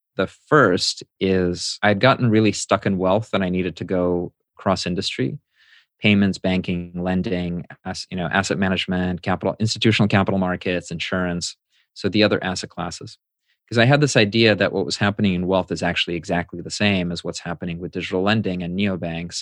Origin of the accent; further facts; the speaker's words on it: United States; as an immigrant growing up in the States